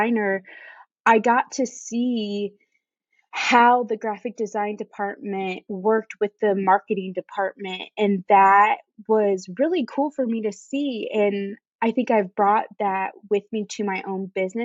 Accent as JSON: {"language": "English", "region": "Indiana", "country": "United States", "tie": "born or raised there", "also_born_or_lived": "Chicago", "moved": "as an adult", "lives_now": "Charleston, United States", "said": "I was born and raised in Indiana, but now I live in Charleston with my husband"}